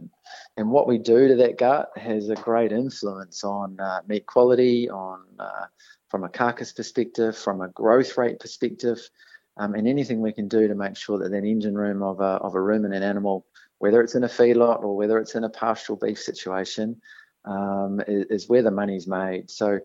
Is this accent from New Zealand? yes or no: yes; New Zealand; accent: Kiwi; moved away; I was fortunate enough to grow up on a dairy farm in New Zealand